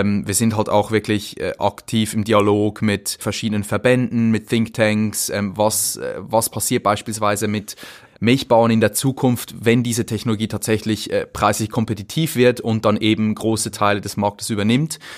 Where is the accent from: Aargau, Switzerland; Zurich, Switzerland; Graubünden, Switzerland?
Zurich, Switzerland; Zürcher Weinland, near Winterthur; also born or lived in St. Gallen; ich bin im Zürcher Weinland aufgewachsen, ähm, im Dorf. Das ist nicht weit von Winterthur.